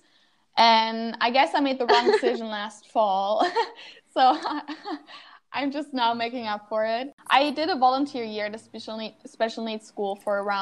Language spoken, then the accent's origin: English; Wuppertal, North Rhine-Westphalia, Germany; I'm from Wuppertal. It's Wuppertal. And like close, not necessarily close, but it's like in the west of Germany.